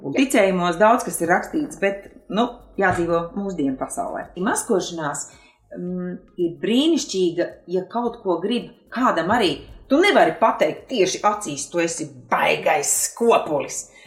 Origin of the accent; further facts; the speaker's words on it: Kurzeme, Latvia; moved away; also born or lived in Vidzeme; es esmu kurzemniece, nu arī dzīvojusi vidzemē